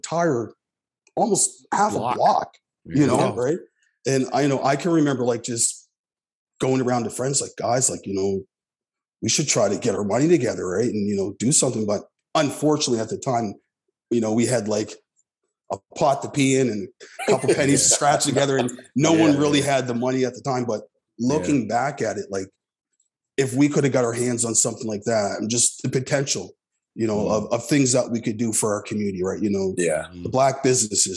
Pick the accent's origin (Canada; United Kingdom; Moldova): Canada; Halifax, Nova Scotia; growing up in Uniac Square